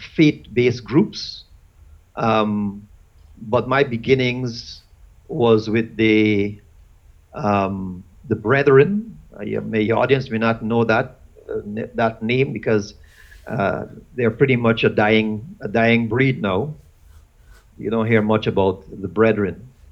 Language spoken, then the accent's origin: English; Guyana; I was born in Guyana. And in Guyana, we had Muslims, we had Hindus